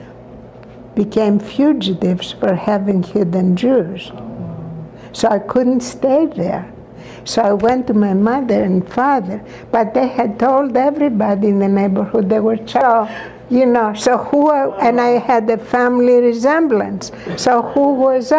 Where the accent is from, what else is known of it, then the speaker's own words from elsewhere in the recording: Larissa, Thessaly, Greece; not too far from Larissa, my hometown.